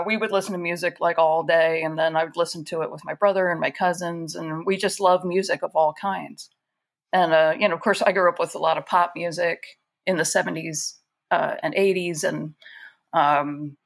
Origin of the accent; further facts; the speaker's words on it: Baltimore, Maryland, United States; my parents are, we're from the Baltimore area